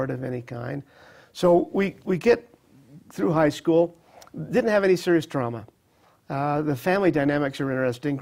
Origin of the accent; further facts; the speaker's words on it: Utah, United States; I was born and raised in Utah